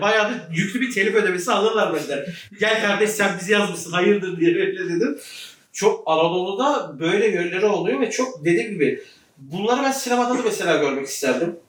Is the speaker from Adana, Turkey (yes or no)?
yes; Ceyhan, Adana, Turkey